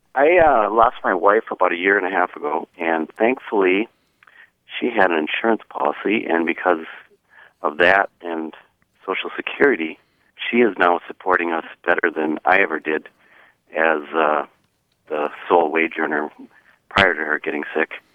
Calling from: North Branch, Minnesota, United States; I'm calling from North Branch, Minnesota

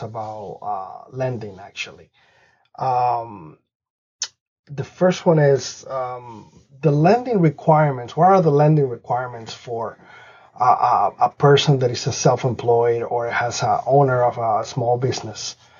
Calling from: Springfield, Massachusetts, United States; I'm calling from Springfield, Massachusetts

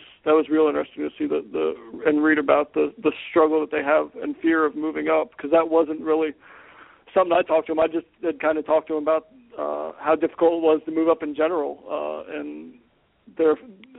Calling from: Roanoke, Virginia, United States; I'm in Roanoke, Virginia right now.

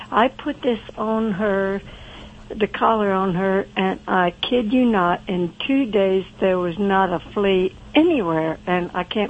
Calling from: Belleville, Pennsylvania, United States; Central Pennsylvania, or a little place called Belleville.

